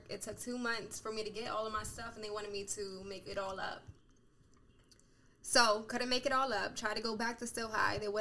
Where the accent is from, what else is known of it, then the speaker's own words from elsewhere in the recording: Harrisburg, Pennsylvania, United States; I'm from Harrisburg, Pennsylvania.